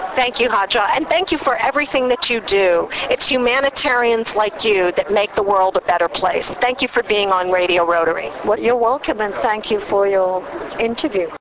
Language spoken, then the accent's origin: English; Cambridge, Ontario, Canada; I'm from Cambridge, Ontario, Canada.